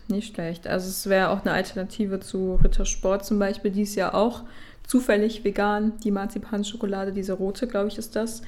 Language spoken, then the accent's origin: German; Düsseldorf, North Rhine-Westphalia, Germany; wir kommen ja aus Düsseldorf